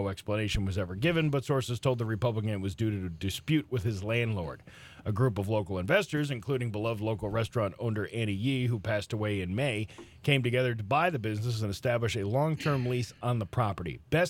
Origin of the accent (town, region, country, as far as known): Boston, Massachusetts, United States; born or raised there